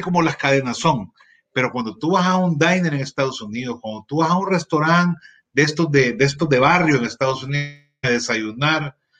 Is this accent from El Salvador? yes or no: yes; El Salvador